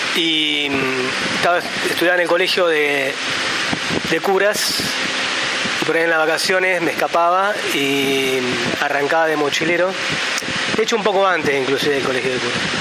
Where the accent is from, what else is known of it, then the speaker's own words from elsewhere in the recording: Santa Rosa, La Pampa, Argentina; vivo en La Pampa, nací en Santa Rosa